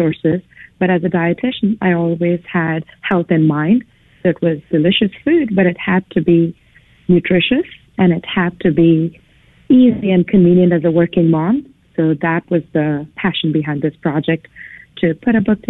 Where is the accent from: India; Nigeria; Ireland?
India; moved away as an adult; now in United States; I was born and raised in India. I came to the United States in the early 90s.